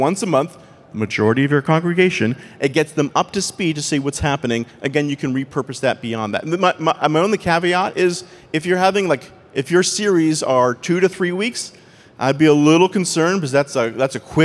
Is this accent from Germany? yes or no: no; Canada; accent: Canadian; my Canadian accent.